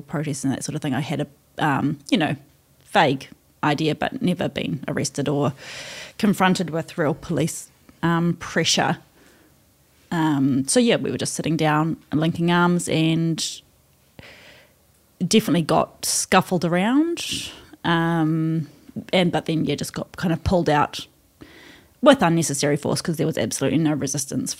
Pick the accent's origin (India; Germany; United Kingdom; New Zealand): New Zealand; Hokianga, Northland; I'm from Hokianga